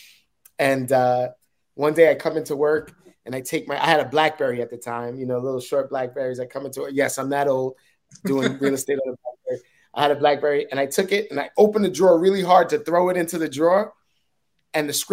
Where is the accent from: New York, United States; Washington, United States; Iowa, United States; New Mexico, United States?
New York, United States; New York City; I'm a hood dude, right? Like, I'm from Uptown, from Harlem